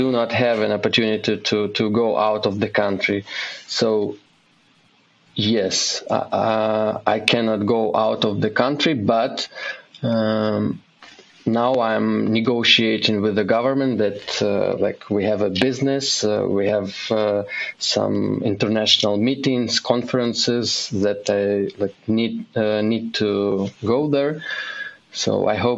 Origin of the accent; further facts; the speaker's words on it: Kyiv, Ukraine; moved away as an adult; now in Uzhhorod, Ukraine; I'm originally from Ukraine, and I live in Ukraine with my family, wife, and 3-year-old daughter. We moved from our home city, Kyiv, to the western part of Ukraine, and now I live in Uzhgorod